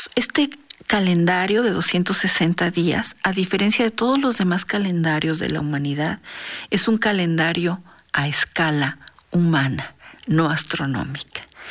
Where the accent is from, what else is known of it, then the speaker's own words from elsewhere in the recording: Mexico; como mexicanos y como especialistas en culturas prehispánicas